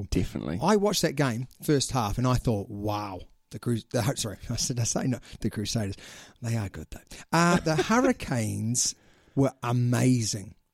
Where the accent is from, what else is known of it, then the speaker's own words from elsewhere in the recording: Australia; And it's going to be the Sunwolves because I'm an Australian.